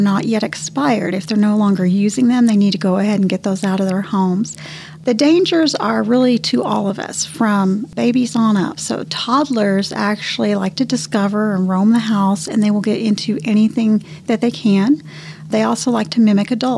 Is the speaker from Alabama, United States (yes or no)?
no; Canyon, Texas, United States; also born or lived in Houston, Texas; I grew up in Canyon, just outside of Amarillo